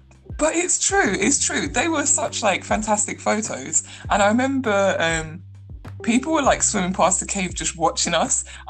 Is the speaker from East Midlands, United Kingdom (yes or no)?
no; London, United Kingdom; born and raised in London